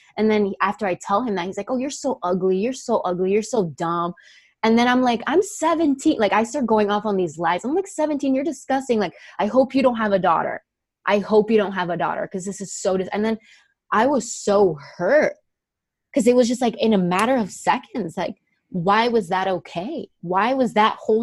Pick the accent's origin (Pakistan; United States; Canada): United States; Miami, Florida; I'm like from Miami